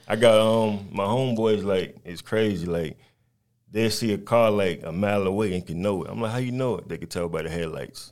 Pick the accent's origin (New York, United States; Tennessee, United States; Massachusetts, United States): New York, United States; New York City; moved away; also born or lived in North Carolina / Albany, Georgia; I'm from Brooklyn, New York, born and raised, but I've been down south for a very long time.